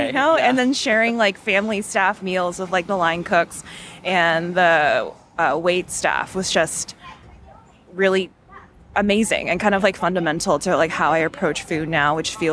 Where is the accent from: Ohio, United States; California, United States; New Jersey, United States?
Ohio, United States; Cleveland; moved away; I grew up in Cleveland, Ohio, and my suburb that I primarily lived in did not have like a huge Asian population